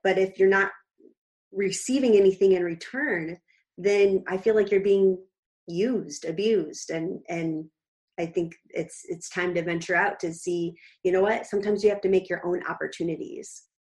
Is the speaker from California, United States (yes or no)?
no; Clifton, Illinois, United States; now in Naperville, United States; I grew up in a really tiny town called Clifton, 1,400 people, and now I am living in Naperville, Illinois